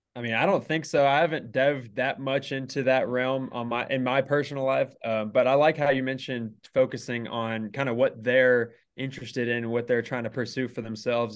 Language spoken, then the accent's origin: English; Carrollton, Texas, United States; moved away as an adult; now in Lubbock, United States; originally, I am from the Dallas area, so just north, uh, Carrollton